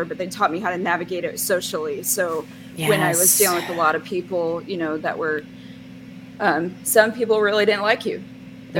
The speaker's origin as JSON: {"language": "English", "region": "Midwest", "country": "United States", "tie": "born or raised there", "also_born_or_lived": "Minnesota", "moved": "as an adult", "lives_now": "Phoenix, United States", "said": "I grew up in the Midwest"}